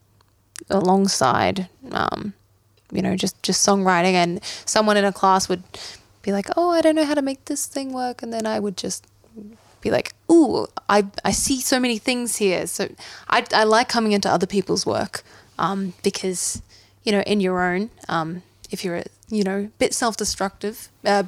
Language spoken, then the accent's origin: English; Australia; we're Australian